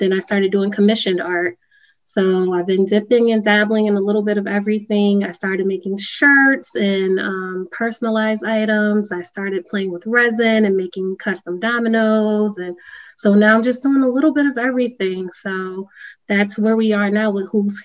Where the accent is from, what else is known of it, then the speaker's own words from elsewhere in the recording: Hartford, Connecticut, United States; I was born and raised in Hartford